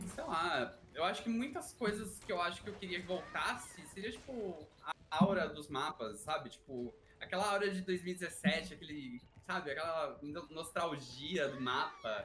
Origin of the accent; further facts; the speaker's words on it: São Paulo, Brazil; sou de São Paulo